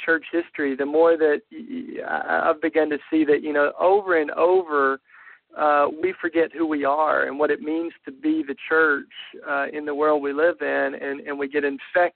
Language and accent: English; the Bible Belt in the South, United States; much of the Christianity that I grew up raised in the Bible Belt in the South